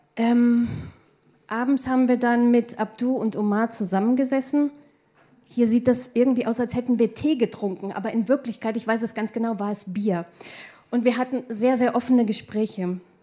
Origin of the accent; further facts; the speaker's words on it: Hildesheim, Lower Saxony, Germany; ich komme aus Hildesheim